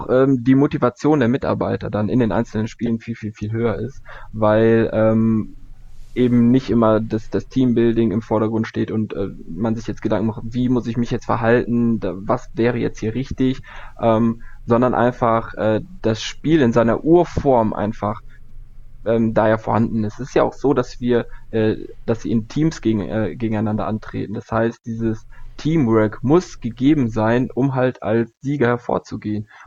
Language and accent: German; Cologne, North Rhine-Westphalia, Germany; das Ding ist ja, ich komme ja eigentlich aus Köln.